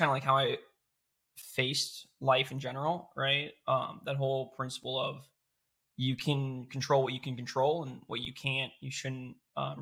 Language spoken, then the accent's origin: English; Florida, United States; I am from Florida